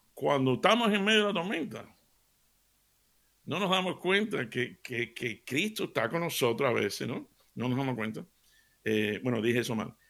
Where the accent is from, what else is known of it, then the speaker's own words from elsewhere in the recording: Seville, Andalusia, Spain; me crié en Sevilla